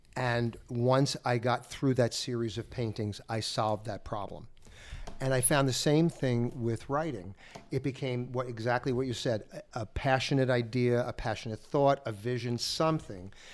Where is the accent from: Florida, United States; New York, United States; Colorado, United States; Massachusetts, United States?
New York, United States; New York area, United States; since I'm from the Northeast, I'm from the, the New York area